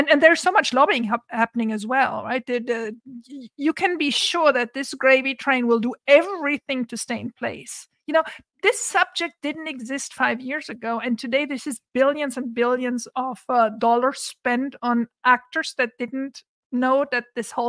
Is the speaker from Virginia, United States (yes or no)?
no; Santa Barbara, California, United States; it's happening in my hometown of Santa Barbara.